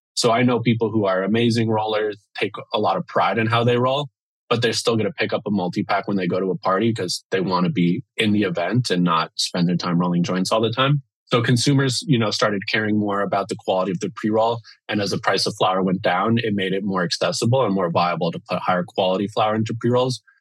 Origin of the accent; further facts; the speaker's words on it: Miami, Florida, United States; now in Seattle, United States; I'm from the East Coast, from Miami, and uh, yeah, grew up there